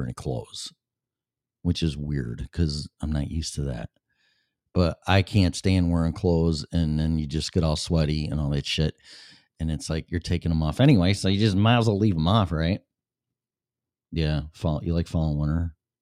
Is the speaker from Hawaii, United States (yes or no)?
no; Chicago, Illinois, United States; accent: Chicago; moved away as an adult; also born or lived in Colorado / Denver; now in Florida, United States; I was born and raised in Illinois and been downtown Chicago in August